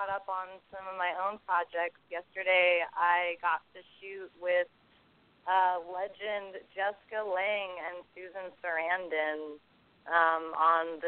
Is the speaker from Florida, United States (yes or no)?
no; San Francisco, California, United States; moved away as an adult; now in Los Angeles, United States; I'm from the Bay Area, San Francisco, and then so I grew up doing a lot of theater stuff